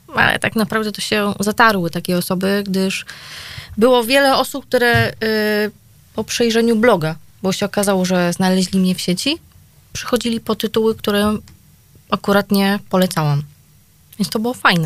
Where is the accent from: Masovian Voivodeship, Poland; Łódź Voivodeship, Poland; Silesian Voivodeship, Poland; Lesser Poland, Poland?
Silesian Voivodeship, Poland; Gliwice; u nas w Gliwicach